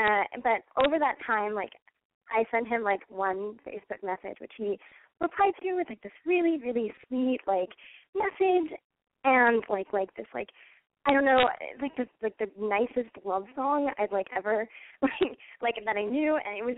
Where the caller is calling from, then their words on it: Iowa, United States; I'm 20, and I'm calling from Iowa.